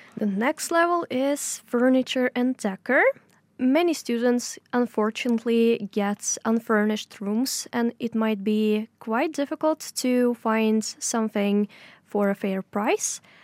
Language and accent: English; Tatarstan, Russia; moved away as an adult; now in Oslo, Norway; I'm coming from Tatarstan, uh, in Russia